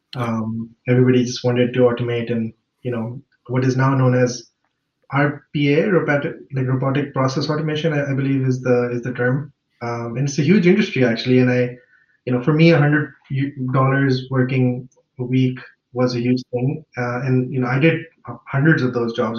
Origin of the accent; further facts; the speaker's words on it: Lahore, Punjab, Pakistan; moved away as an adult; now in Munich, Germany; I grew up in Lahore, Pakistan